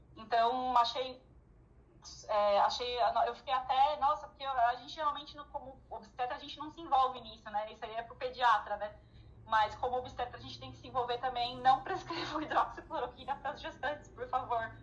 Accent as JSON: {"language": "Portuguese", "region": "São Paulo", "country": "Brazil", "said": "Eu, como sou de São Paulo"}